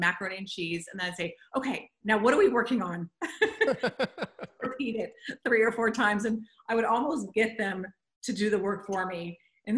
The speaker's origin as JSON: {"language": "English", "area": "the Valley", "region": "California", "country": "United States", "tie": "born or raised there", "accent": "Valley girl", "said": "I grew up in the Valley, so I'm an official Valley girl"}